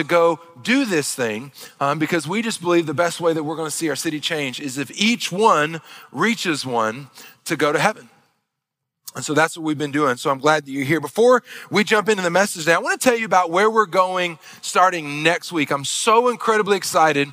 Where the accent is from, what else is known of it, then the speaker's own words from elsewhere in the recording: Northeast Arkansas, United States; moved away; also born or lived in Missouri; I grew up in Arkansas, in Northeast Arkansas. I grew up back in the backwoods country